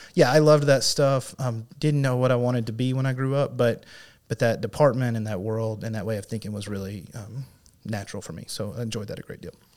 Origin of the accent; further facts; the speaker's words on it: Cave City, Arkansas, United States; also born or lived in Fort Smith, Arkansas / North Carolina / Paragould, Arkansas; I grew up in Cave City, so that's not too far from here, over in Sharp County